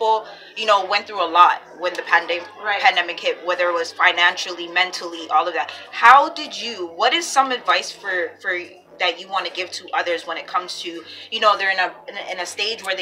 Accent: Toronto, Ontario, Canada; I'm from the lane as well

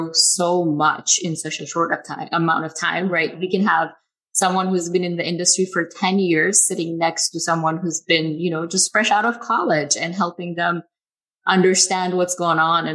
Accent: Ethiopia; moved away as an adult; now in Ann Arbor, United States; I'm from Ethiopia originally. So I did my undergraduate degree in electrical and computer engineering at Addis Ababa

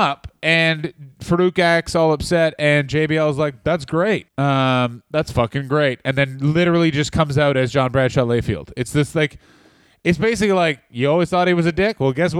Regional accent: Oklahoma, United States; I'm an Oklahoma man.

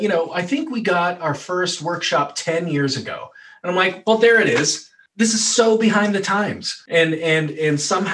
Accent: Wyoming, United States; I'm from Wyoming

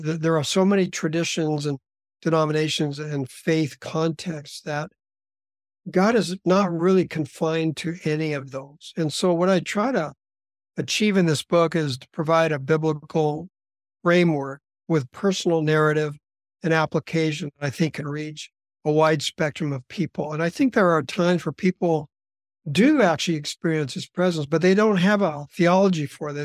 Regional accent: Southern California, United States; now in Canada; I was born and raised in Southern California, so I'm actually a California boy

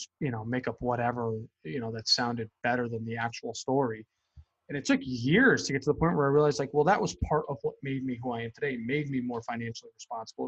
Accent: Connecticut, United States; When I got back to Connecticut from California

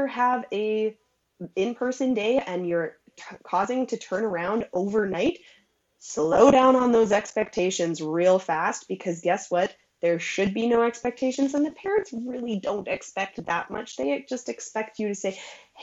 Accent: Alberta, Canada; I'm from Alberta, Canada

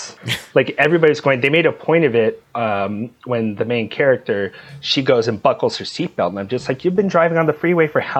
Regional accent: Southern California, United States; moved away; I'm originally from Southern California

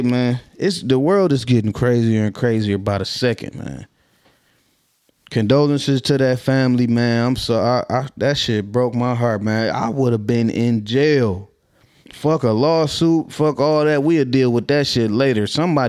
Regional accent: Minnesota, United States; I'm from West High Zone, Twin City, Minnesota.

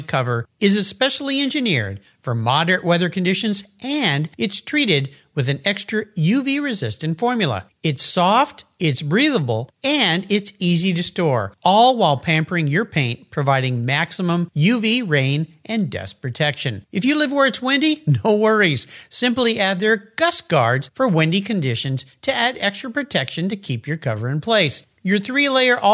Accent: Southern California, United States; I grew up in Southern California, very different culture

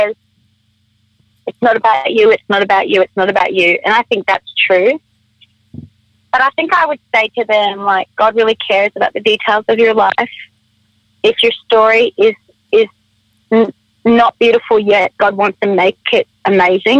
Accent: Australia; I'm Australian

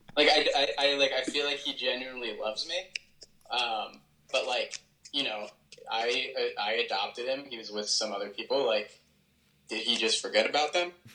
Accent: United States; as Americans

